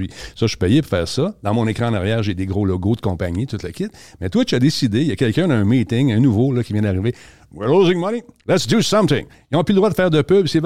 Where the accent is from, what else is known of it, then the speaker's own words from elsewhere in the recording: Quebec, Canada; On fait ça, les Québécois.